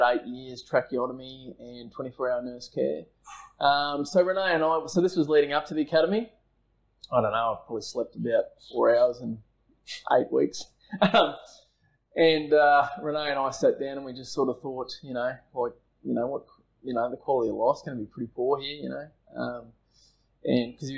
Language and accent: English; Brisbane, Queensland, Australia; also born or lived in Burpengary; I grew up in Brisbane, Sunnybank Hills